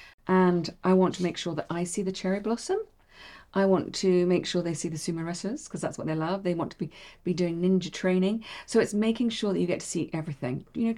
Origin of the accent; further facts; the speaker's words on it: Bahrain; I grew up in Bahrain. I'm fine with the heat.